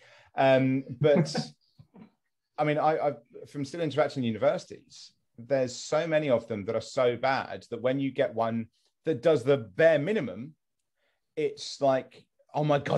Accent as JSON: {"language": "English", "area": "West Sussex", "region": "South East England", "country": "United Kingdom", "said": "I'm from West Sussex originally"}